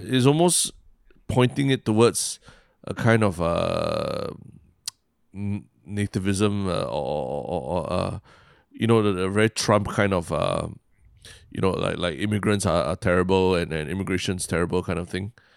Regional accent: Singapore

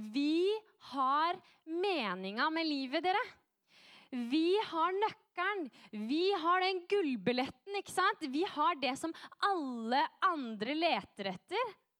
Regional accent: Norway; also born or lived in France; Jeg er nordmann

